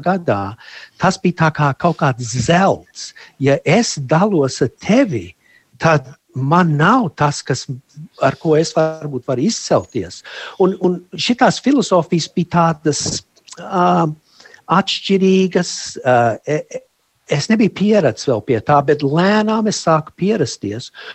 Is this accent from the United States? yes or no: yes; United States; moved away as an adult; also born or lived in Germany; now in Latvia; uzaugot Amerikā, un mana sieva un es, mums ir līdzīga pagātne, es esmu Vācijā pārcēlos uz Ameriku, es biju ļoti maziņš